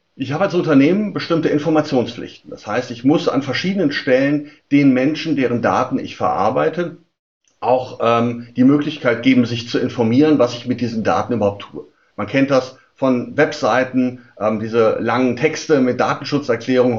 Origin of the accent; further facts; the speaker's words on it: Germany; Bei uns in Deutschland